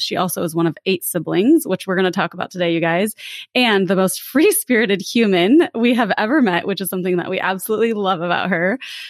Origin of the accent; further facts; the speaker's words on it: Lake Tahoe, United States; I'm from Northside.